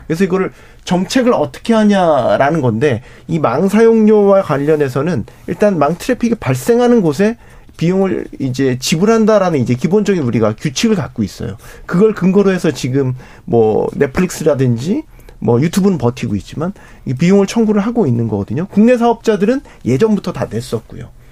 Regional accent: South Korea; 저는 한국 사람이니까

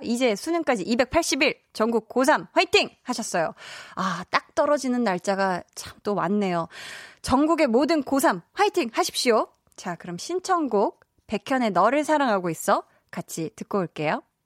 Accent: Seoul, South Korea; 서울이었긴 한데 막 주변에 다 비닐하우스 있고 거름 냄새 풍부한 그런 데서 제가 개울 이런 데 있고 이런 데서 자라서

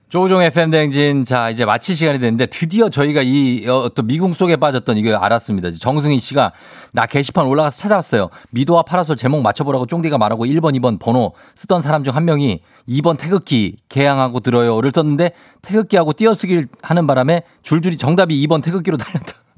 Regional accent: Seoul, South Korea; 내가 나 서울 출신이지만

